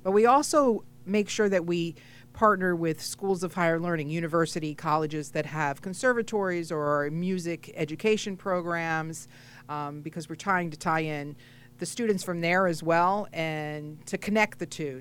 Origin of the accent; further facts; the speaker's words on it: New England, United States; now in South Florida, United States; I am originally from New England, but I'm now here in South Florida